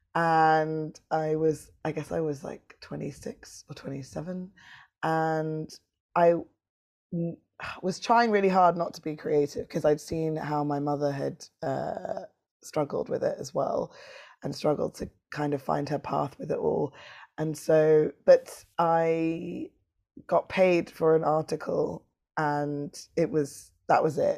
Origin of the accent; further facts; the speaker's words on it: London, United Kingdom; this city where I'm from. I'm from London.